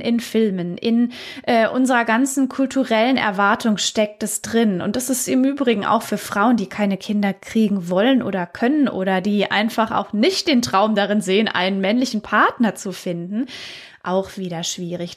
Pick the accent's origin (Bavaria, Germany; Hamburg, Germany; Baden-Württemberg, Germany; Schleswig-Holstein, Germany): Baden-Württemberg, Germany; ich komme ja aus Baden-Württemberg.